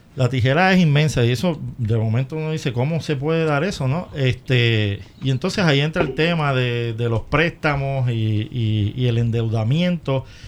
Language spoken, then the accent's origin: Spanish; Puerto Rico; en mi país